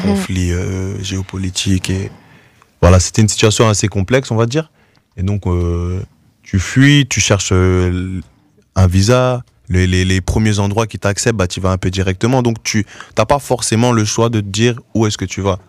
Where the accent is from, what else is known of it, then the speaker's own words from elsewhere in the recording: Goma, North Kivu, DR Congo; also born or lived in Norway; now in Brussels, Belgium; moi aussi, je suis né là-bas, que je suis né à Goma